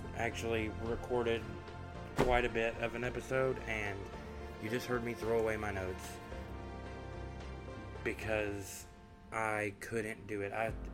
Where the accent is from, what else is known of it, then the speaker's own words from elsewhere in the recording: the South, United States; I was raised in the South, in a Baptist home